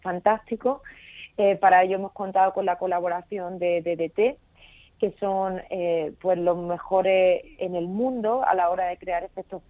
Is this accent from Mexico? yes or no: no; Vega de Granada, La Cavia, Andalusia, Spain; moved away as an adult; now in Los Angeles, United States; soy de la Vega de Granada, he crecido aquí en un pueblo que se llama La Cavia